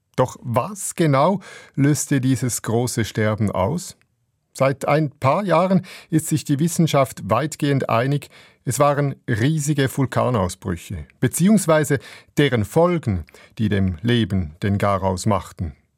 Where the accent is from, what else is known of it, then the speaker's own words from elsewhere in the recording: Switzerland; bei uns in der Schweiz